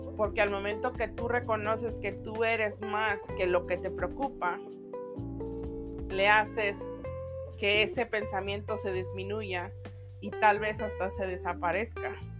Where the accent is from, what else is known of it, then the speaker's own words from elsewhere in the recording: Mexico; los que somos mexicanos